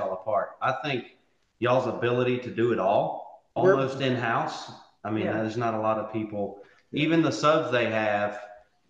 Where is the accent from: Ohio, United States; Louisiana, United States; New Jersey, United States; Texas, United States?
Louisiana, United States; West Monroe; I was born and raised here in West Monroe, where, where John and Becky are at as well. I was homeschooled through my whole life, from pre-K to college